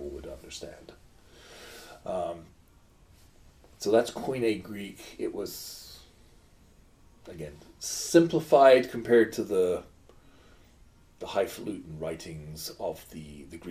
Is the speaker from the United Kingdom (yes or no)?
yes; England, United Kingdom; as an English person